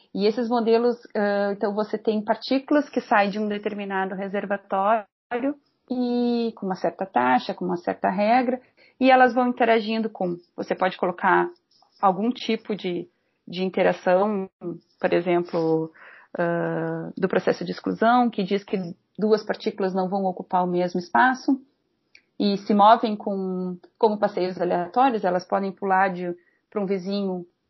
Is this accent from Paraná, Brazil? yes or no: no; Pelotas, Rio Grande do Sul, Brazil; moved away as an adult; also born or lived in Rio de Janeiro; now in Porto Alegre, Brazil; nasci em Pelotas, no Rio Grande do Sul, bem no extremo sul do Rio Grande do Sul